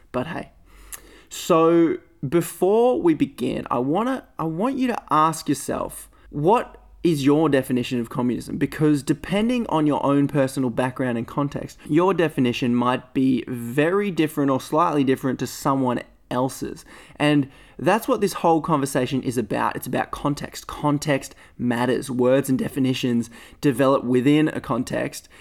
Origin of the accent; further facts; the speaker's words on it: Australia; being Australian